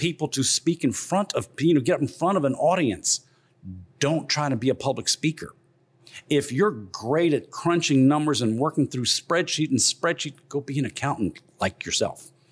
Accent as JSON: {"language": "English", "town": "Morgan City", "region": "Louisiana", "country": "United States", "tie": "born or raised there", "lives_now": "Baton Rouge, United States", "said": "I grew up down in Morgan City"}